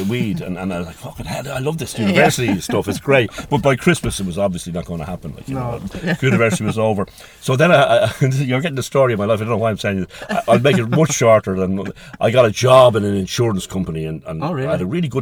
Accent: Dublin, Leinster, Ireland; moved away as an adult; also born or lived in Clare, Ireland; now in Ennis, Ireland; I can't even say I'm from Dublin because we're not a Dublin family and we moved there when I was about 3

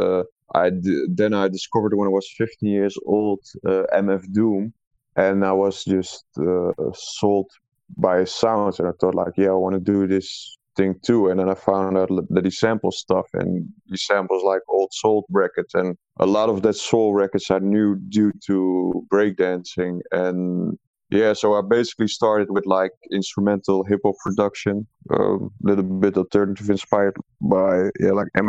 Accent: Netherlands; I'm not actually from Amsterdam, but from a small town that's 2 hours away from Amsterdam

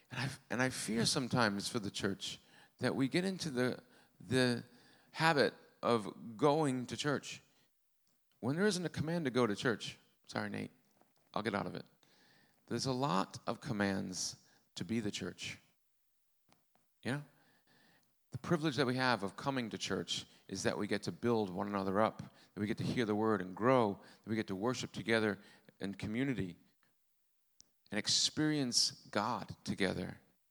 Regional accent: Rhode Island, United States; accent: Rhode Island; even do a Rhode Island accent anymore. It's gone. Lord. Thank you, Lord. Father, Lord, Father. That's my Rhode Island accent.

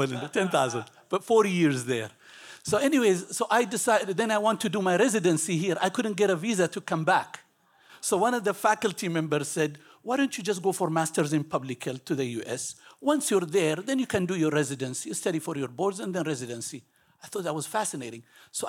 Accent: Ethiopia; moved away as an adult; I was born in Ethiopia. My parents come from originally from Yemen, a small country in the Middle East. I lived in Ethiopia for 18 years.

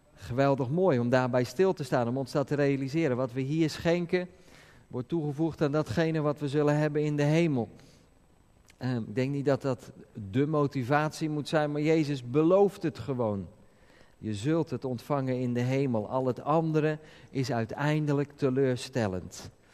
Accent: Netherlands; als Nederlanders

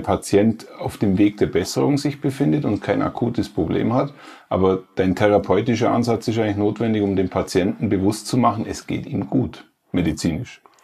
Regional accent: Allgäu, Bavaria, Germany; ich komme aus Elblich, aus Alpenregion, mhm. aus der Alpenregion mhm. schlechthin, dem Allgäu.

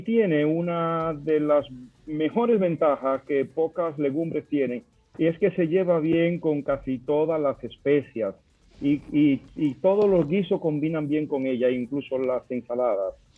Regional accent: Dominican Republic; moved away as an adult; also born or lived in Madrid, Spain; como dominicano yo puedo encontrar plátanos en España, en Madrid

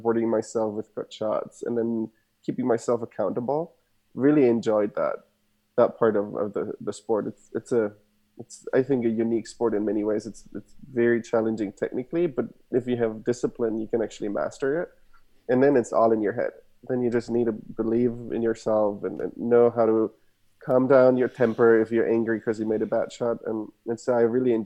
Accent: Germany; English is a second language; moved away as an adult; also born or lived in Stanford, United States; now in United States; I was born and raised in Germany, as you can hear my accent. Parents are from Argentina.

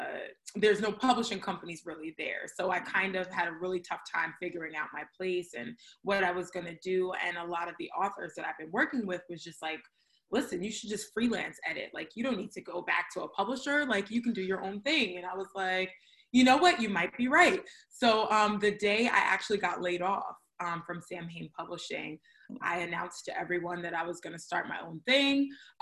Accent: New York City, New York, United States; moved away as an adult; also born or lived in Atlanta, Georgia; I am born and raised in Brooklyn, New York.

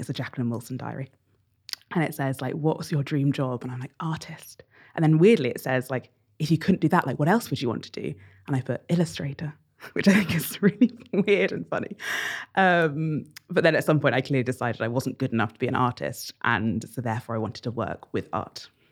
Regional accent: Bedford, East of England, United Kingdom; So I grew up in Bedford, which is a town about an hour north of London

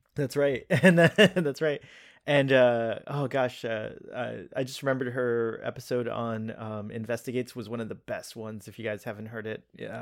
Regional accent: Miami, Florida, United States; also born or lived in Pakistan; I'm a Pakistani uh, born, uh, living, grew up in Miami, where, uh, the majority of the population is Hispanic.

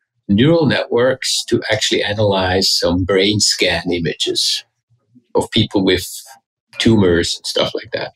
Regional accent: Switzerland; moved away as an adult; also born or lived in Zurich; now in United States; I grew up in Switzerland.

